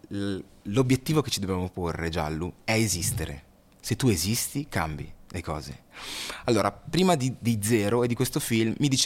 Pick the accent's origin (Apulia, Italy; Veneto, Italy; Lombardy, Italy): Lombardy, Italy; Busto Arsizio; Io sono nato in Italia e non sono cittadino